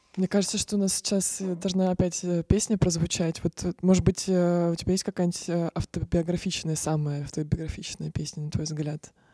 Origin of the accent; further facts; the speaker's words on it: Ryazan, Ryazan Oblast, Russia; мы вообще из Рязани